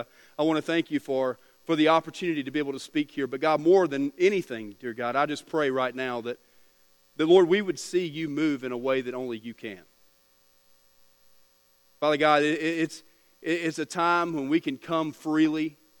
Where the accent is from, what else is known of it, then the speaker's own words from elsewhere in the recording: Texas, United States; born there; and I was born in Texas, and we came here